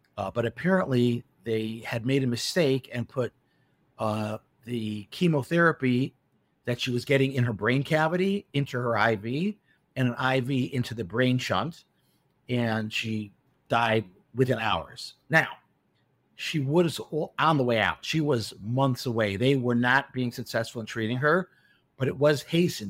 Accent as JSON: {"language": "English", "town": "Chicago", "region": "Illinois", "country": "United States", "tie": "born or raised there", "also_born_or_lived": "Milwaukee", "moved": "as an adult", "lives_now": "Beit Shemesh, Israel", "said": "I was born in Chicago, um, and I grew up in Chicago"}